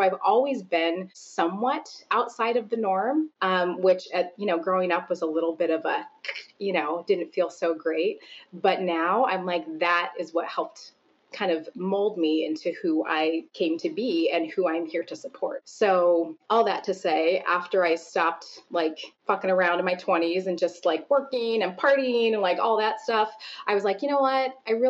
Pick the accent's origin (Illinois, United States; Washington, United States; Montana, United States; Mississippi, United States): Washington, United States; Seattle; moved away as an adult; now in Chicago, United States; when I had moved from the Pacific Northwest, I grew up a lot of my years outside of Seattle. When I moved from Seattle area to Chicago